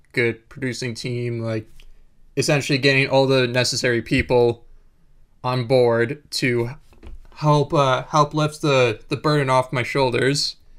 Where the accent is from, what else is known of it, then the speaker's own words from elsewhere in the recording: Winnipeg, Manitoba, Canada; moved away; also born or lived in Vancouver; I grew up in Winnipeg